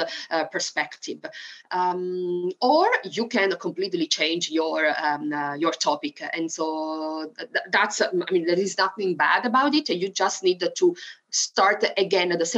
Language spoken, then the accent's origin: English; Italy; English is a second language; moved away as an adult; now in Arkansas, United States; something that really remembers me of my country and of the place where I used to live in the first 20 years of my life is mare, sea, because I used to live on the beach